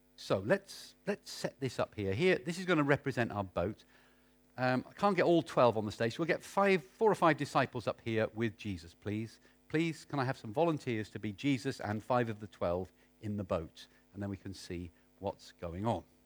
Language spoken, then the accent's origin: English; United Kingdom; being British